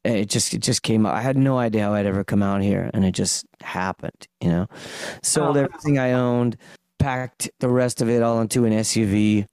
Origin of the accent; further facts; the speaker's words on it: Toronto, Ontario, Canada; moved away as an adult; now in Vancouver, Canada; I just live there now. I've been out here like 5 years, over 5 years. But I originally from Toronto, Ontario.